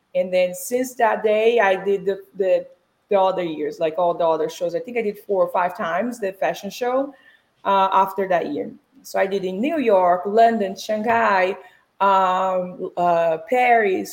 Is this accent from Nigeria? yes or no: no; Brazil; English is a second language; moved away as an adult; now in United States; So I was born and raised in Brazil